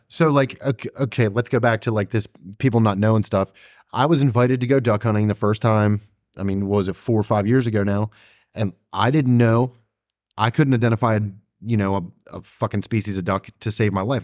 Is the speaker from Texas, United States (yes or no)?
no; Maryland, United States; I'm from Maryland